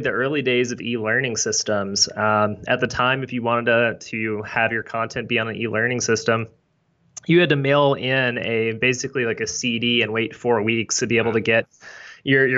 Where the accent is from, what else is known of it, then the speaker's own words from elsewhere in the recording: Shreveport, Louisiana, United States; So I grew up in North Louisiana, right outside of Shreveport